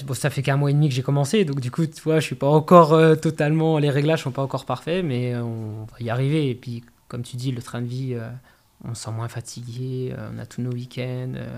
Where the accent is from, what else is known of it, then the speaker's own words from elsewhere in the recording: Corcieux, Grand Est, France; moved away as an adult; now in Saulcy-sur-Meurthe, France; j'ai passé toute mon enfance à Corsieux